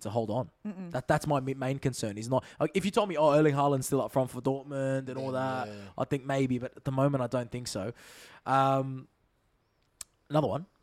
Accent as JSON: {"language": "English", "town": "Sydney", "region": "New South Wales", "country": "Australia", "said": "we're all from Sydney"}